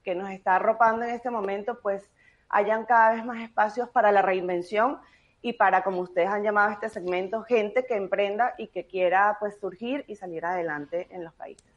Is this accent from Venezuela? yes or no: yes; Venezuela; moved away; como venezolanos en el mundo